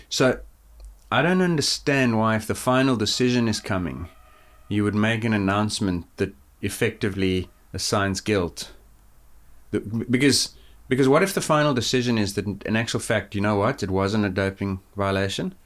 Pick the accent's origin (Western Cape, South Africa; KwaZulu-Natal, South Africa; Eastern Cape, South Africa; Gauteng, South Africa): Gauteng, South Africa; Johannesburg; moved away; I grew up in Johannesburg, which is at sixteen hundred